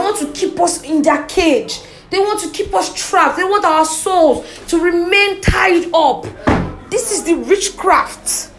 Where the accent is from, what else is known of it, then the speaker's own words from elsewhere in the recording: Nigeria; If you ask me wherever, that's who I bloody am. I'm fucking Nigerian and I'm proud.